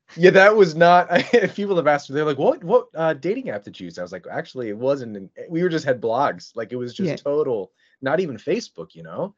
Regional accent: Philadelphia, Pennsylvania, United States; moved away as an adult; now in Michigan, United States; I was from Philadelphia uh, Pennsylvania

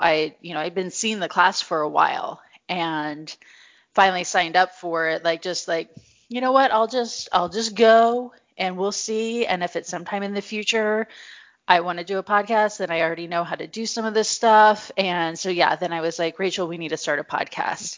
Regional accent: Missouri, United States; I grew up in Missouri

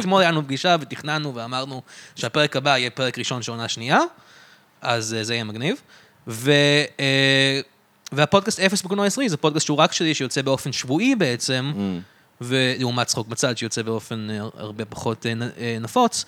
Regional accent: Israel; אני גדלתי בארץ

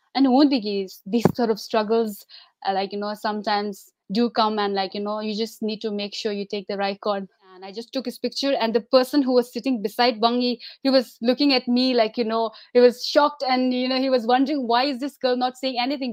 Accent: Shimla, Himachal Pradesh, India; I was uh, born and like, you know, brought up in Shimla.

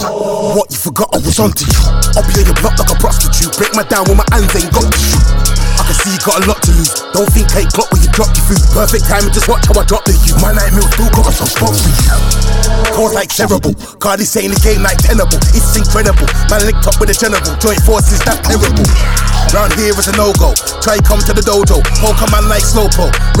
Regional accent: Wolverhampton, West Midlands, United Kingdom; I'm from West Midlands, WV City, my brother, not West Virginia. Wolverhampton, we're the best, you dig that?

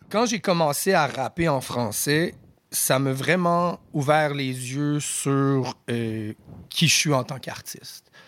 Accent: Aylmer, Quebec, Canada; also born or lived in Ottawa, Ontario / Rosemère, Quebec; je suis né à Ottawa. Mes premières années, je les ai faites dans l'Outaouais. J'habitais à Elmer.

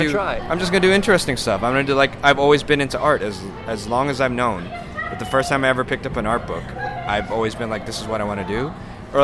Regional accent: Los Angeles, California, United States; also born or lived in San Francisco; I was born in San Francisco, but I've lived in the LA area all my life.

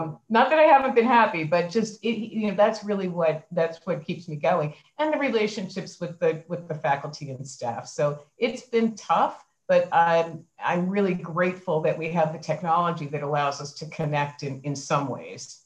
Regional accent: Philadelphia, Pennsylvania, United States; also born or lived in New York City; I was born in in Philadelphia and grew up um, in in Philadelphia

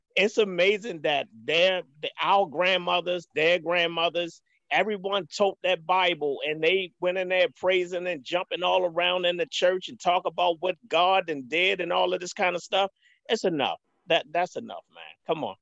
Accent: Baltimore, Maryland, United States; I'm from Baltimore, um, born and raised

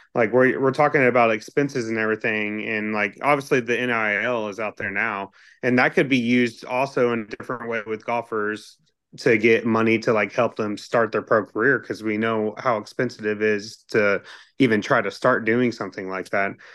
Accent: Texas, United States; moved away as an adult; also born or lived in Kentucky; I grew up in Texas

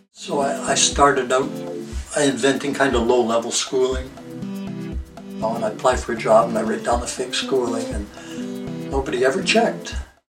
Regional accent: Hamilton, Ontario, Canada; moved away as an adult; now in United States; So I was born in 1935 in Hamilton, Ontario, Canada.

